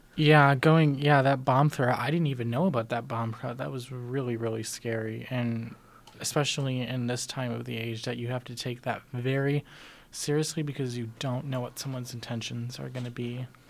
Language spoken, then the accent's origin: English; Chicago, Illinois, United States; now in Tempe, United States; I'm not from here. I'm from Chicago.